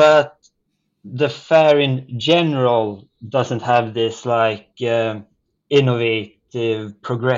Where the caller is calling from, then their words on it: Berlin, Germany; Yeah, I'm calling in from Berlin, in which Berlin Fashion Week is very much in full swing at the moment.